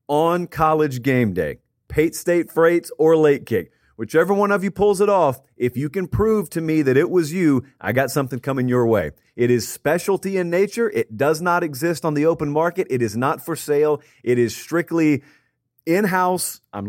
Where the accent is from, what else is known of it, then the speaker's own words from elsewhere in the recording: Georgia, United States; Yes, I grew up in Georgia. No, up until this Friday, I have never set foot in the state of Iowa.